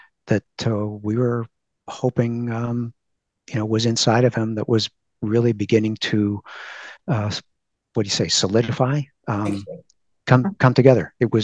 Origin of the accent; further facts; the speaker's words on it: California, United States; we're from California